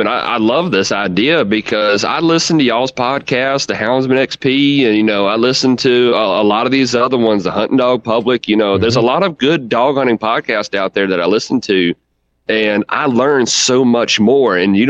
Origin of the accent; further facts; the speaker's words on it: Virginia, United States; Like you said, I'm from Central Virginia, you know, right here smack dab in the middle of it.